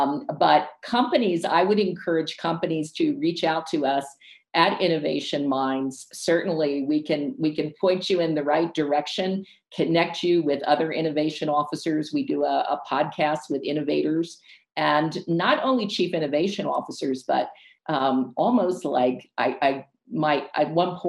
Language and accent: English; United States; moved away; And also the United States, of course, is my home country. I'll always be a US citizen, gave me opportunities, and I still work with so many clients there.